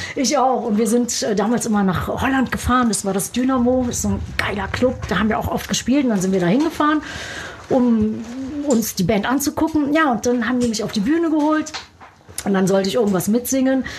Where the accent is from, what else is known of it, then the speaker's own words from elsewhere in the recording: Germany; now in United States; Deutschland ist immer noch so, ja, meine Wurzel, meine Heimat